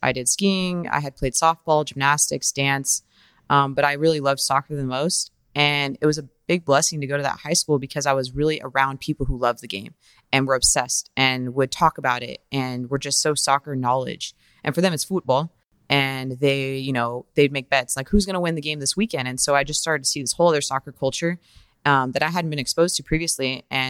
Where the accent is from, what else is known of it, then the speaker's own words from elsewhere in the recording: Reno, Nevada, United States; now in Sacramento, United States; So I was born and raised in Reno, Nevada. I played youth soccer there. I'm from a family of seven children. I'm the oldest.